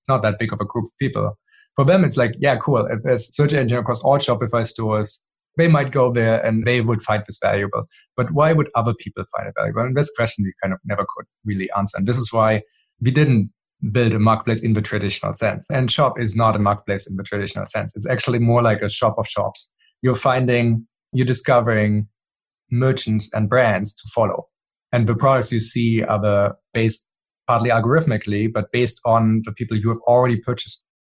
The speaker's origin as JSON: {"language": "English", "country": "Germany", "tie": "born or raised there", "moved": "yes", "said": "I grew up in Germany"}